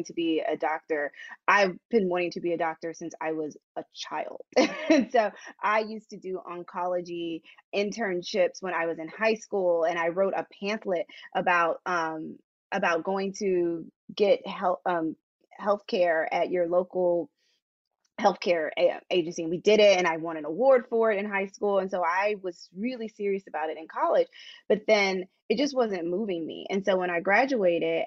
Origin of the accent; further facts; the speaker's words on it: Paducah, Kentucky, United States; moved away as an adult; also born or lived in Versailles, Kentucky / New York / Los Angeles / Ireland; I'm from Kentucky. I'm from Paducah, Kentucky, and also Versailles, Kentucky, not Versailles, Versailles.